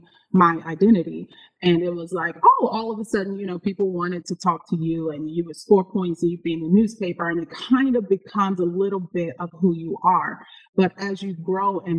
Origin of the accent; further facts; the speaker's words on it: Arkansas, United States; I'm originally from Arkansas